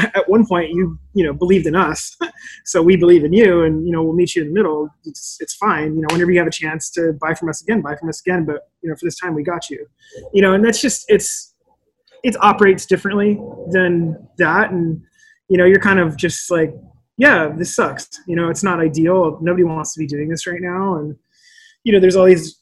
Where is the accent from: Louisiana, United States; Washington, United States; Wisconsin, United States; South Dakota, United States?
Washington, United States; Olympia; I grew up in Olympia, which is like super white